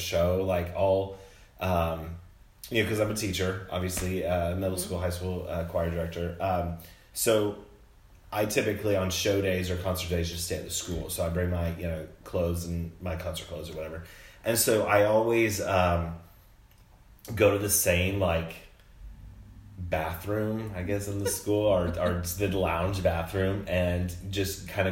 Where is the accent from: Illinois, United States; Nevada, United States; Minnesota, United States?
Illinois, United States; Monticello; also born or lived in Decatur, Illinois; grew up in a small town called Monticello, Illinois. Central.